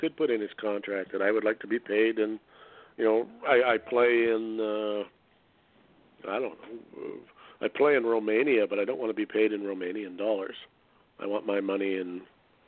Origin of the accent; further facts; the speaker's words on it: Canada; I'm Canadian